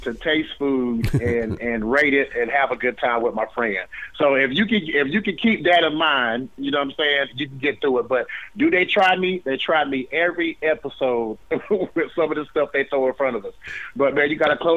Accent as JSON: {"language": "English", "country": "United States", "said": "I'm from the South, I'm from Carolina"}